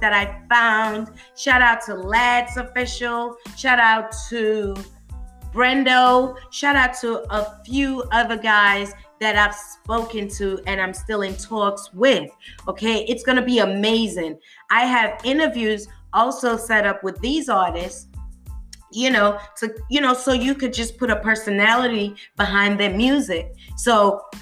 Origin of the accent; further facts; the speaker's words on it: United Kingdom; now in United States; I'm a Brit, I'm British, but I'm currently living in the States